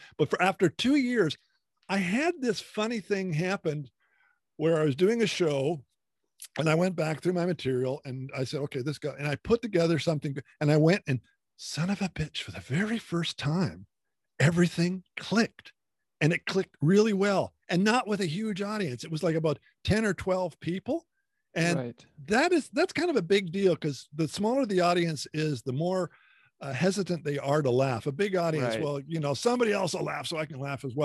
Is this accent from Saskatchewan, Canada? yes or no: no; Hamilton, Ontario, Canada; I'm from Ontario, a Hamilton area.